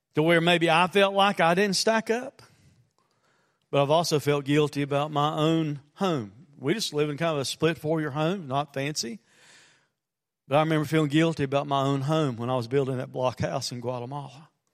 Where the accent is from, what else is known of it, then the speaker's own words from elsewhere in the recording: United States; as Americans, and as American Christians